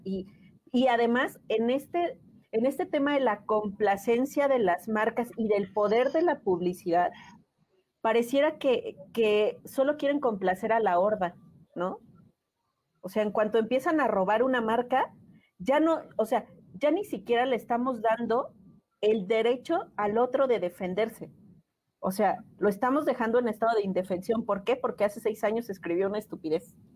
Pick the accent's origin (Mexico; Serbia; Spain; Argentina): Mexico; como mexicana orgullosa de serlo, porque sí, estoy muy orgullosa de ser mexicana